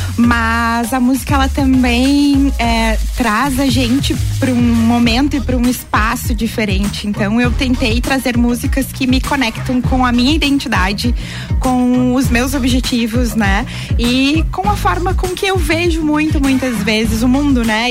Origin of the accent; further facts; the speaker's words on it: Lages, Santa Catarina, Brazil; eu sou natural de Lages